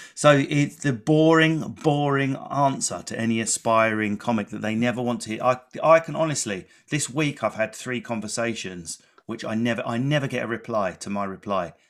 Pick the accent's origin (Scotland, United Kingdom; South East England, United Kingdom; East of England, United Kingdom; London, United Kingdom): London, United Kingdom; Enfield; born or raised there